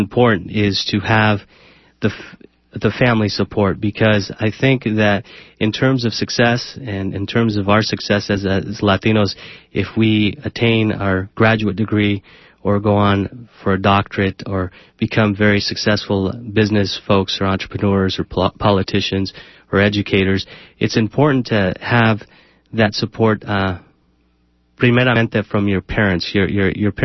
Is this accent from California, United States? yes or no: yes; San Jose, California, United States; I grew up in East San Jose